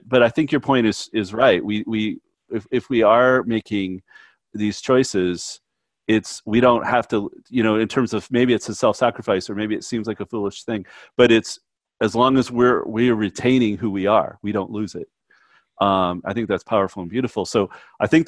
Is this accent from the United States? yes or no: no; Canada; I'm Canadian and by nature